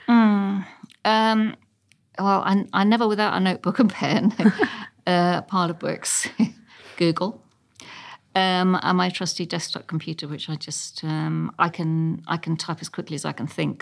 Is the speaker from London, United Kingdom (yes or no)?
yes; London, United Kingdom; also born or lived in Ealing, London; I was born in Chelsea, just off King's Road before it was posh.